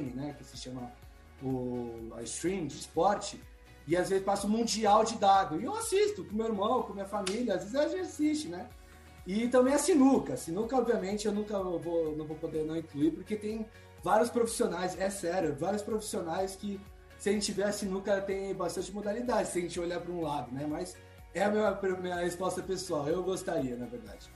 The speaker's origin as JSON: {"language": "Portuguese", "country": "Brazil", "said": "nós brasileiros"}